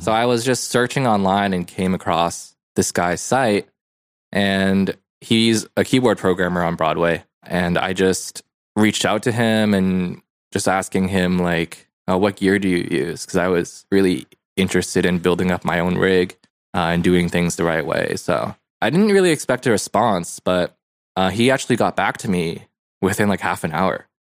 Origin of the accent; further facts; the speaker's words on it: Hong Kong; moved away; I was born in Hong Kong